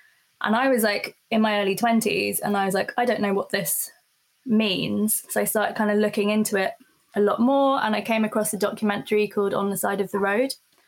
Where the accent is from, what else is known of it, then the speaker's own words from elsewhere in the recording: Israel; her own indoctrinated education growing up in the Israeli school system.